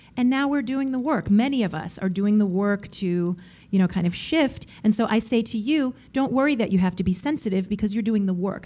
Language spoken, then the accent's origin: English; New York, United States; I am a New Yorker